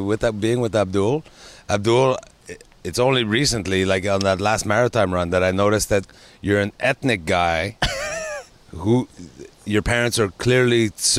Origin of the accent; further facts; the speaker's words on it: Quebec, Canada; I'm Quebecois, right?